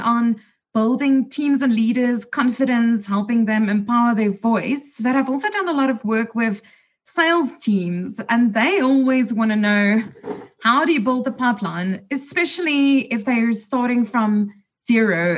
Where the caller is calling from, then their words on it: South Africa; I'm calling in from South Africa